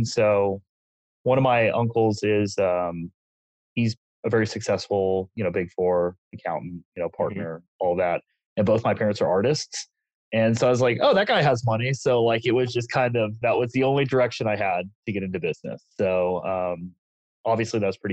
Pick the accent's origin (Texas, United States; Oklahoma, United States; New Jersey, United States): Texas, United States; I am from Texas.